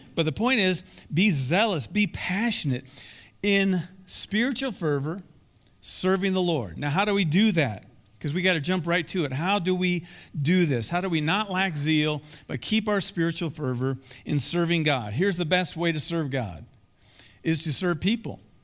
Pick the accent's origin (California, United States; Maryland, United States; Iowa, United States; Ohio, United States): Iowa, United States; moved away; I grew up in Iowa, and very close to where I live was the Skunk River.